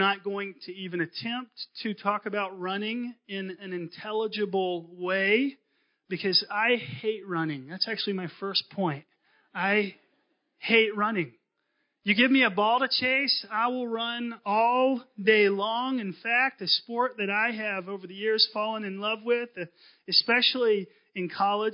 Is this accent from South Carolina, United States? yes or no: no; Concord, North Carolina, United States; moved away; I grew up in North Carolina, Concord